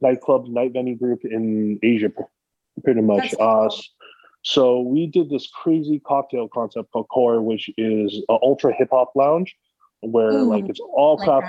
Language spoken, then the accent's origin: English; Brookline, Massachusetts, United States; I grew up in Brookline personally. I went to four different grade schools in Brookline